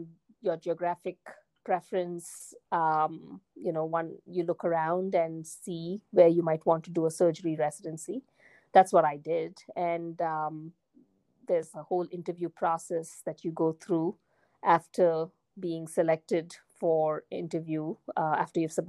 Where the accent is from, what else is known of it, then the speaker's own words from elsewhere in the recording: India; moved away as an adult; also born or lived in United Kingdom; now in United States; I was born in India, and I did all my basic education and medical school in India